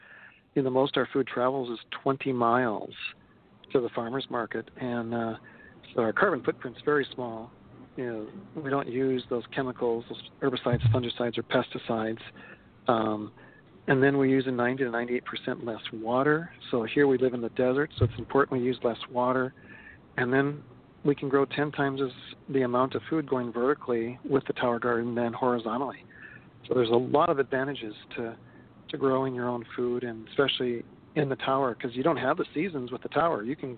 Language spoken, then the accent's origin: English; Minnesota, United States; So, I mean, I was from Minnesota, and we ate meat and potatoes, and we thought corn was our vegetable.